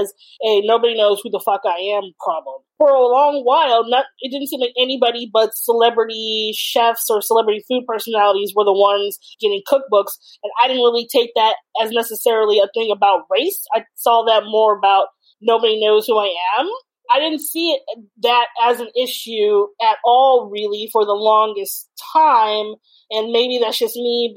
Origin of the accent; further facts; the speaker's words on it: California, United States; I was born and raised in California